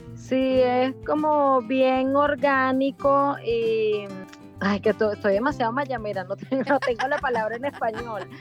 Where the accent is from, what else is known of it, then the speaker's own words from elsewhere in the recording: Venezuela; moved away as an adult; also born or lived in Buenos Aires, Argentina; now in Miami, United States; soy venezolana, vivo en Miami desde hace 15 años